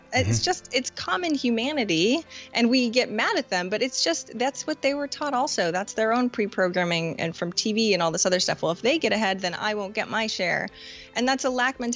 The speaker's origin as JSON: {"language": "English", "region": "Maine", "country": "United States", "moved": "yes", "said": "when I just moved to Maine, or moved back to Maine, I'm from Maine originally."}